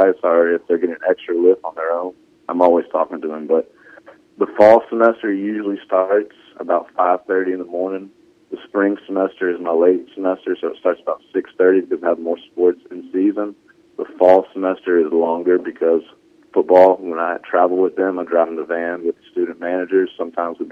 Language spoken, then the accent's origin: English; Memphis, Tennessee, United States; moved away as an adult; also born or lived in Clinton, Mississippi; I grew up in Memphis. I've been there my entire life until I graduated high school